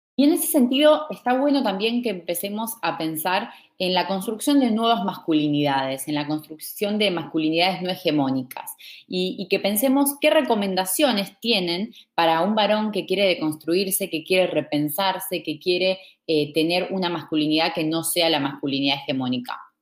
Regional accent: Argentina; soy de Argentina

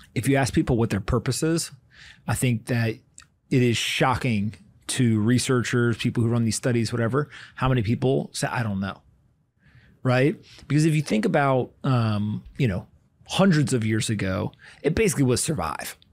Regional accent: Raleigh, North Carolina, United States; I grew up in Raleigh, North Carolina, and so was in high school while that was going on

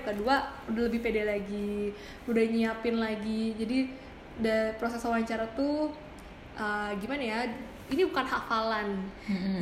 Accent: Bekasi, West Java, Indonesia; aku dari Bekasi

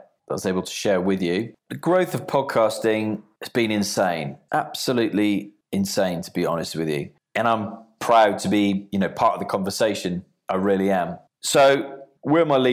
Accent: Bournemouth, South West England, United Kingdom; here in my hometown of Bournemouth

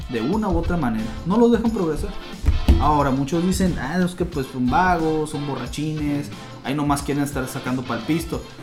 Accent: Vícam, Sonora, Mexico; Yo soy de Bicam, yo no quiero.

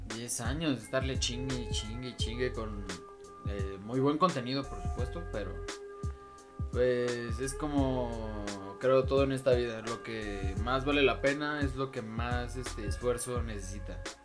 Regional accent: State of Mexico, Mexico; por mi pueblo, en el Estado de México

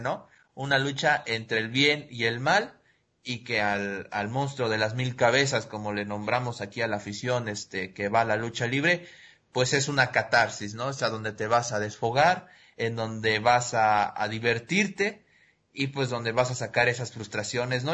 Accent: Mexico

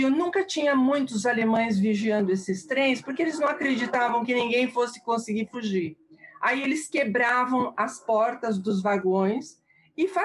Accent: Charleroi, Wallonia, Belgium; moved away; 1944, na Bélgica, na, na região da, cidade da, da cidade de Charleroi.

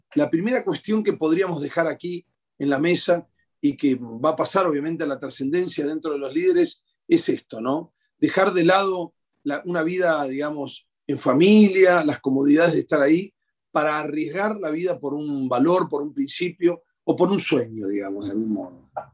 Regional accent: Argentina; los argentinos

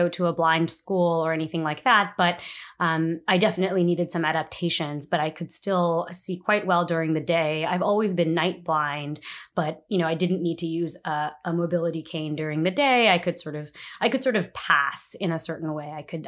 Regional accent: New Jersey, United States; now in Washington, D.C., United States; I live in Washington, D.C. I've been living in the city for about 5 years now. I'm originally from New Jersey.

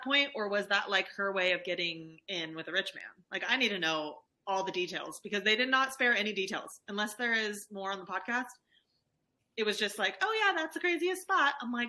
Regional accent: California, United States; Like, we're from California.

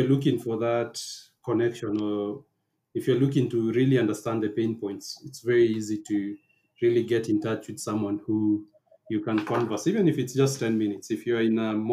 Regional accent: Nairobi, Kenya; I was born and raised here in Nairobi

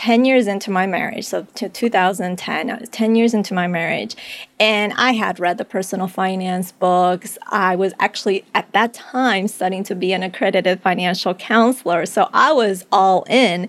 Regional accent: Colombia; moved away; I was born in Colombia. It was a time of insecurity. The economy wasn't doing well

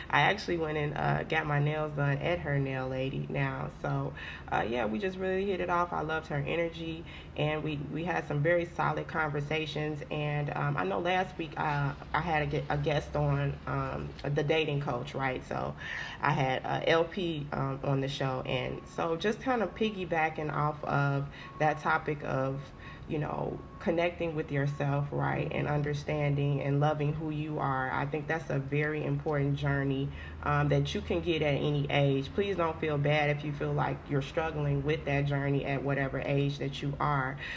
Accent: Haines City, Florida, United States; moved away as an adult; also born or lived in Orlando, Florida; now in Texas, United States; I moved from Florida. I was born and raised in Florida. Mm-hmm. Shout out to Haines City, Florida.

